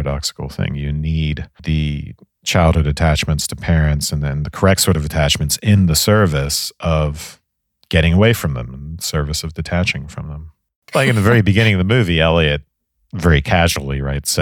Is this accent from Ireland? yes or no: yes; Ireland; the 80s growing up in Ireland